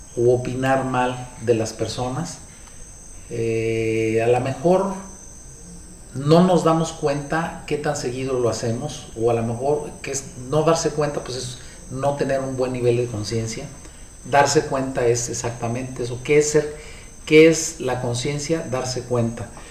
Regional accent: Mexico; Los mexicanos nos comportamos de una manera

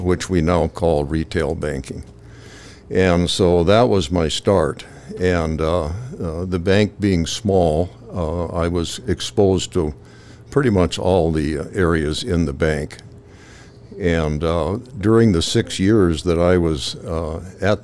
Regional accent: Dickinson, North Dakota, United States; I was born and raised in Dickinson

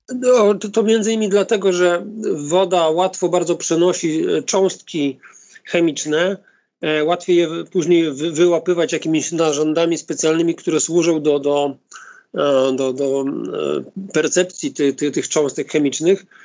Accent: Gdynia, Pomeranian Voivodeship, Poland; Mieszkam od urodzenia w Gdyni, e, w odległości 200 metrów od plaży

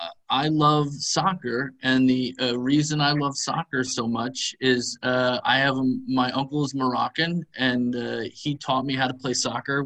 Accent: Poughkeepsie, New York, United States; moved away as an adult; also born or lived in Essex, England; I'm originally from New York, a little tiny place called Poughkeepsie, New York, which is a little bit north of the city.

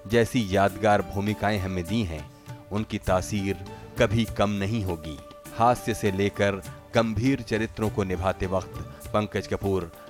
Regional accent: Ludhiana, Punjab, India; लुधियाने का रहने वाला हूँ

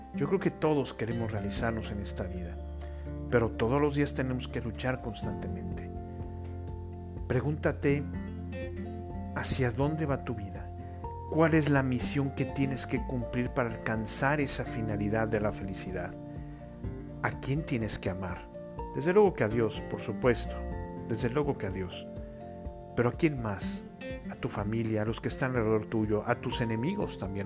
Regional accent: Mexico; los que somos mexicanos

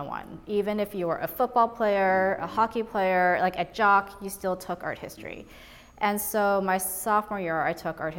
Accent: Brookline, Massachusetts, United States; English is a second language; also born or lived in Taiwan / New York City; I ended up graduating from Brookline High School, the public high school here, and I really loved growing up here.

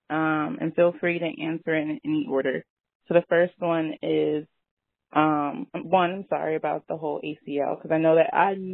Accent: Hampton, Virginia, United States; my best friend from Atlanta, I'm from Hampton, is from Atlanta

